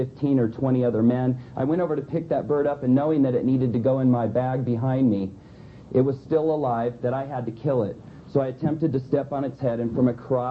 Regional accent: Southern California, United States; I was born in Southern California

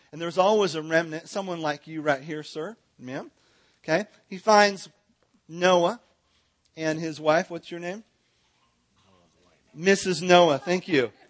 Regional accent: California, United States; now in Texas, United States; I'm from Southern California. I moved to, te- I'm not a Texan, but I got here as fast as I could.

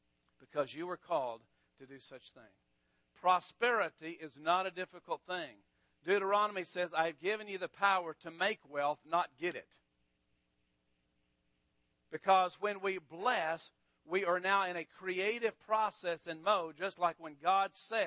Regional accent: Amarillo, Texas, United States; I grew up in Texas all my life. I grew up in Amarillo

